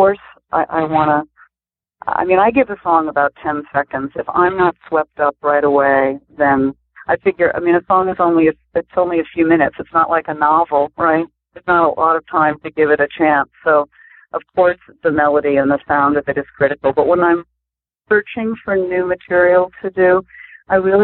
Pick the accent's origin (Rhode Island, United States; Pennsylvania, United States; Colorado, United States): Rhode Island, United States; Providence; now in Cambridge, United States; I grew up mostly in Providence, Rhode Island, and so I was an urban girl, city girl